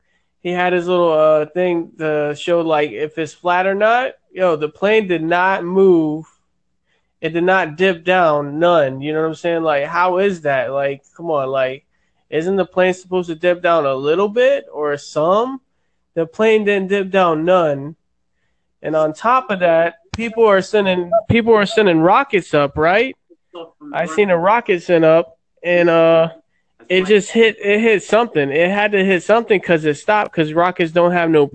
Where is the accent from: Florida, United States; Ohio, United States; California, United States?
Florida, United States; I'm from Florida